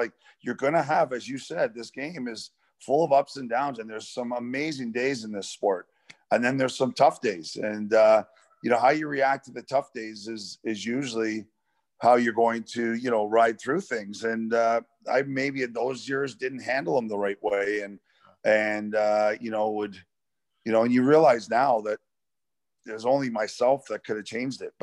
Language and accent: English; Toronto, Ontario, Canada; Toronto there, which is my hometown